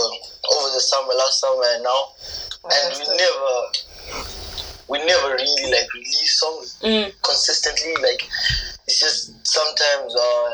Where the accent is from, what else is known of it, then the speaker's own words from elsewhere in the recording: Harare, Zimbabwe; moved away; Mm-hmm. And I'm an artist from Zimbabwe, Harare.